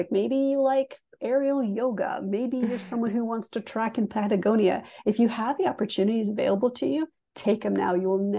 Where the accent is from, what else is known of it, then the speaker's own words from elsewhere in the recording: England, United Kingdom; also born or lived in Canada; So my story is interesting because I grew up half in England, half in Canada.